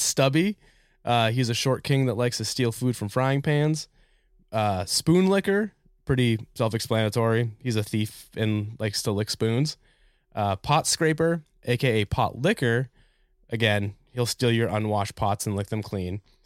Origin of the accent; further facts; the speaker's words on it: New Hampshire, United States; now in Philadelphia, United States; I'm originally from New Hampshire, so we got all four seasons, and then we moved to Philly